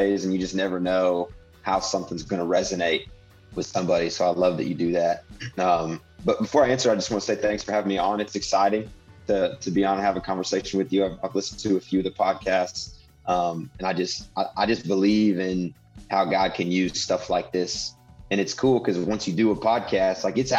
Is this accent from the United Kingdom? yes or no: no; Indiana, United States; I grew up in Indiana